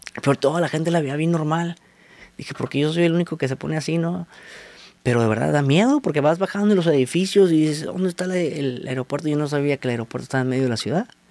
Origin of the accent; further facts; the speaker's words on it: Tijuana, Baja California, Mexico; moved away; also born or lived in Mexico City; soy de Tijuana. Dejé a mi familia allá y me vine por mi sueño